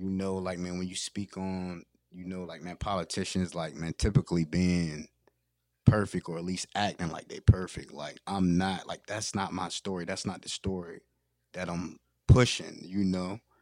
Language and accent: English; Federalsburg, Maryland, United States; I'm from Fedelsburg, Maryland